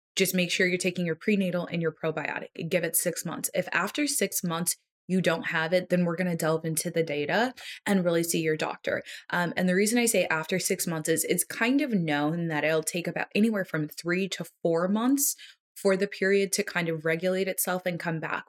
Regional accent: United States; as an American

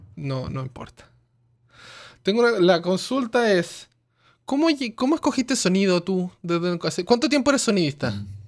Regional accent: Chile; now in Canada; yo soy chileno, pero vivo acá en Canadá

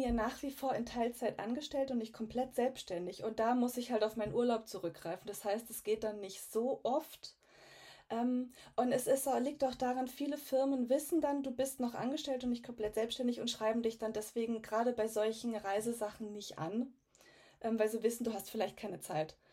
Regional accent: Garmisch-Partenkirchen, Bavaria, Germany; also born or lived in Munich; Ich komme aus ganz aus dem Süden von Deutschland, aus Garmisch-Partenkirchen, äh, mitten in den Bergen, also bin hier auch aufgewachsen.

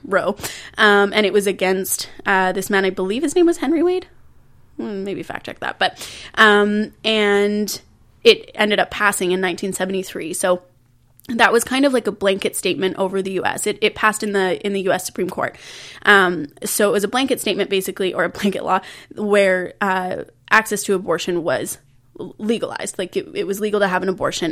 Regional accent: Canada; I was born and raised in Canada

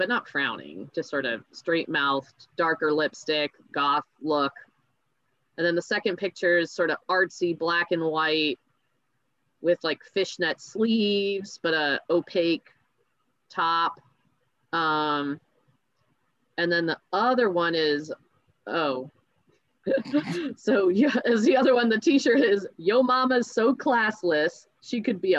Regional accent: United States; I grew up in the States

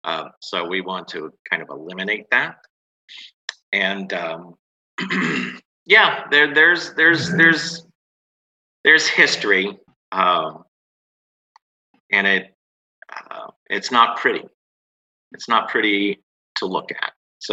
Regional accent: West Palm Beach, Florida, United States; West Palm Beach, Florida.

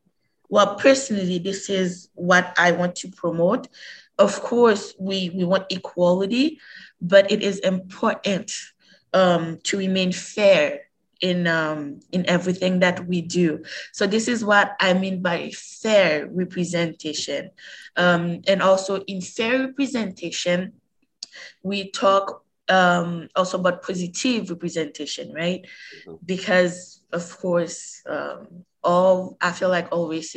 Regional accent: Haiti; also born or lived in Montreal, Canada; now in Canada; I was born and raised in Haiti

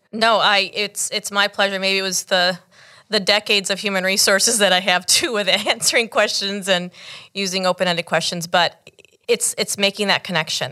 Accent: United States; my parents actually came from Cuba in nineteen seventy. I was born here in the States

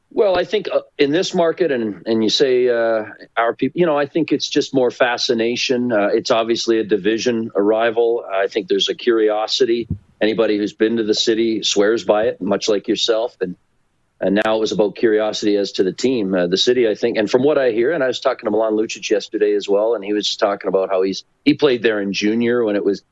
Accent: Port Dover, Ontario, Canada; now in Calgary, Canada; Southern Ontario, my hometown. We are on the shores of Lake Erie in a great little town of Port Dover, Port Ryerson

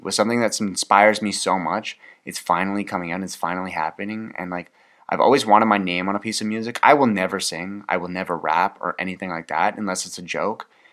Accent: Canada; I'm Canadian

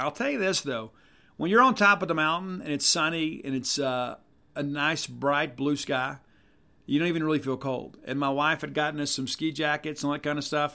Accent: South Mississippi, United States; I'm from the South. I'm from South Mississippi

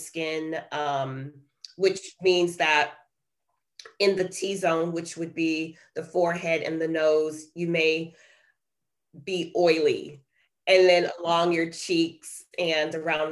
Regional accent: New York City, New York, United States; moved away as an adult; also born or lived in Detroit, Michigan; now in Perrysburg, United States; I was born and raised in Brooklyn, New York. And I lived there until I left after college and headed to Ohio for medical school

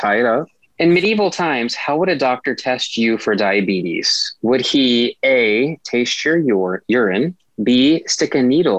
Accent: Appalachian Mountains, United States; I'm from the Appalachian Mountains

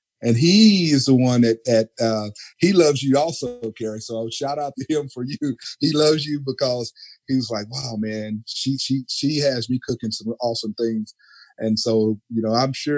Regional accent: Texas, United States; I grew up in Texas because you know we're known for our barbecue

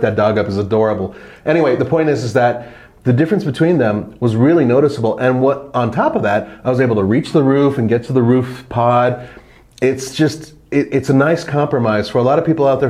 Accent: Los Angeles, California, United States; now in Colorado, United States; when I got back up to Los Angeles, I would take it into the canyons, which is where I grew up

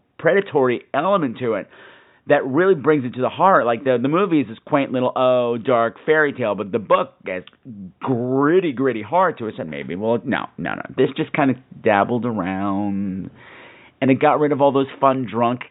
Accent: United States; I'm an American

